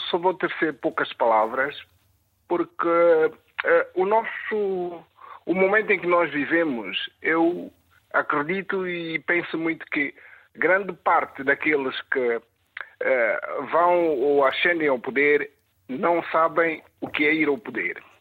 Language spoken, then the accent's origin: Portuguese; São Tomé & Príncipe; now in London, United Kingdom; Qual é a sua terra natal já agora? Eh, São Tomé e Príncipe.